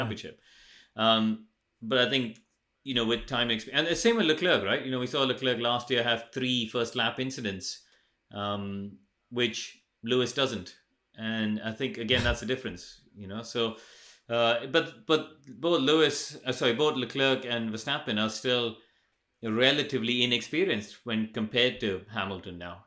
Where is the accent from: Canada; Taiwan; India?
India; moved away; when I grew up in India, we didn't have any karting